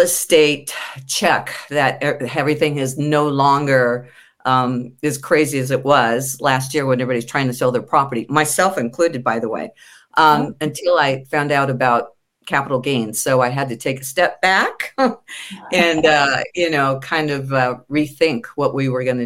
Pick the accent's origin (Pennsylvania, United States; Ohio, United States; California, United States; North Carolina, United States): California, United States; San Diego; I was born and raised in California, specifically San Diego. And I've been here